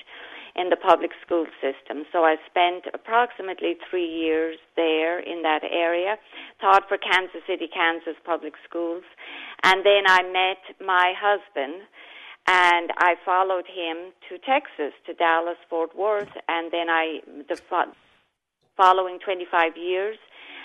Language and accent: English; Ireland; moved away as an adult; also born or lived in United States; now in Florida, United States; so I was born and raised in Ireland, lived there for approximately the first almost 30 years of my life